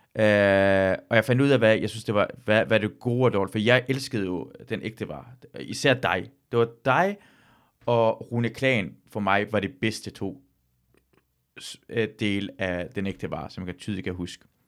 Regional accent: Løgstør, North Denmark Region, Denmark; moved away; also born or lived in Aalborg

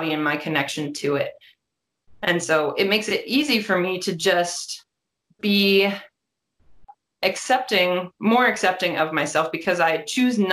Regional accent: Columbus, Ohio, United States; I'm from Columbus, Ohio

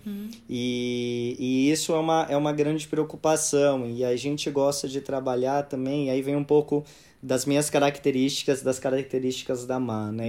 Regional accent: São Paulo, Brazil; nasci e cresci em São Paulo

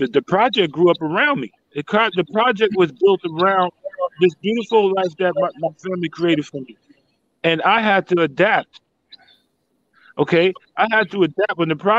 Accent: Yonkers, New York, United States; Yeah, I'm from Yonkers, New York.

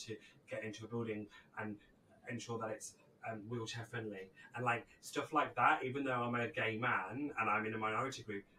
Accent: United Kingdom; obviously I'm a gay man, but I don't identify as a white gay man. I'm a person of colour. I'm Greek, even though I'm British.

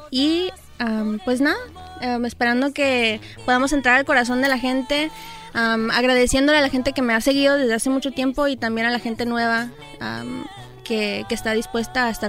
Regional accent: Los Angeles, California, United States; yo soy nacida aquí en Los Ángeles. Mis papás son de México, mi mamá de Mexicali, mi papá de Sinaloa.

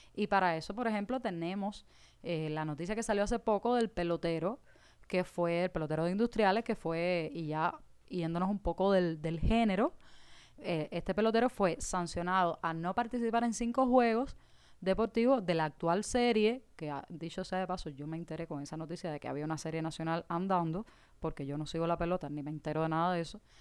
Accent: Caibarién, Villa Clara, Cuba; en Caibarien, que es de donde yo soy, de donde es esta cubanita hija del fin de siglo

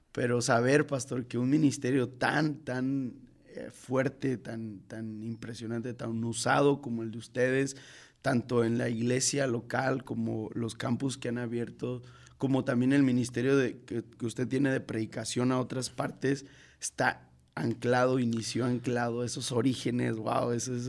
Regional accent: Mexico City, Mexico; Yo tengo el, privilegio de, de haber nacido en, en, Iztapalapa.

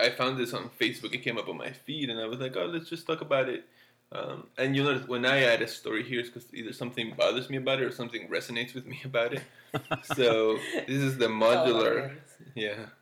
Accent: Florida, United States; I grew up in Florida when there's only one season

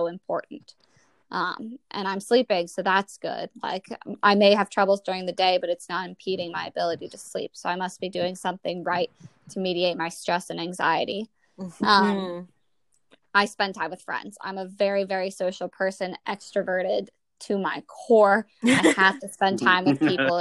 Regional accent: the South, United States; now in Washington, D.C., United States; I'm from the South

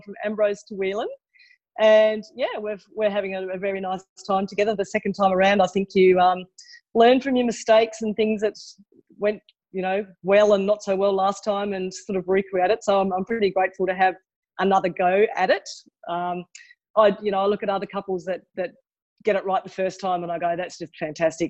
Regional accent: Tasmania, Australia; moved away; I grew up in Tasmania and then I moved around a lot around Australia. I've lived in four different states.

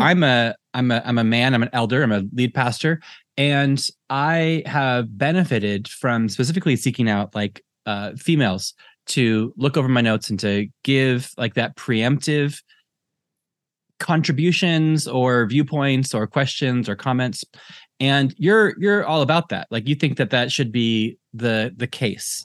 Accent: United States; now in Ireland; I'm American and I live in Ireland

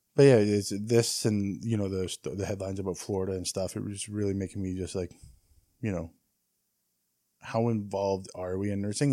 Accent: Canada

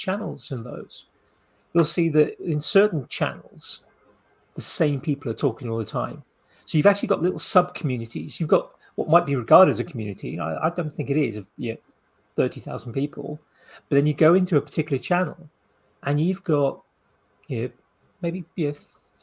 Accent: United Kingdom; we're British

